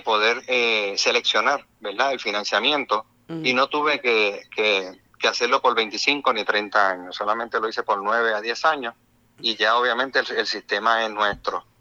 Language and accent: Spanish; Puerto Rico; como todo puertorriqueño